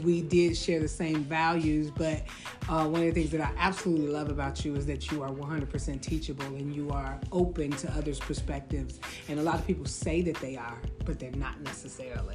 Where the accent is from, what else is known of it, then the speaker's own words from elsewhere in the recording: Chicago, Illinois, United States; I am from the south side of Chicago